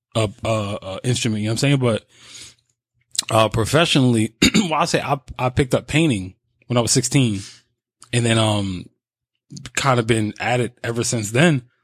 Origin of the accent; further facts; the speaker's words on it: New York, United States; I'm from New York